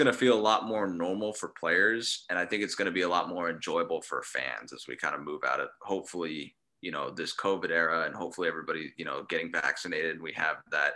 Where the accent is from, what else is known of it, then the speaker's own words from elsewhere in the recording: San Diego, California, United States; I grew up in San Diego